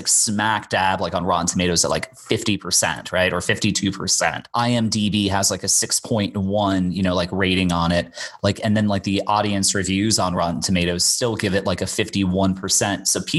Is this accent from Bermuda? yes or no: yes; Bermuda; now in United States; I'm from Bermuda originally, and I would spend my summers in Bermuda, and then I'd fly back to the U.S. My mom lived in Florida, so I'd kind of go back and forth.